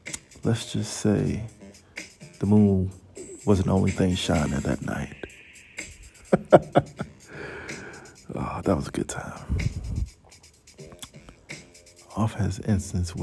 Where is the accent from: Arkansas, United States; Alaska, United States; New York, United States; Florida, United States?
Florida, United States; Miami; I'm from Miami?